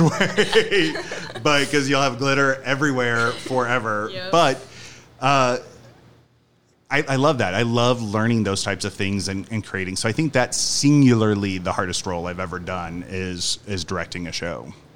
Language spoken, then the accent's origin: English; Union, Missouri, United States; also born or lived in Los Angeles, United States / St. Louis, United States; I grew up in Union, Missouri, which is like an hour from here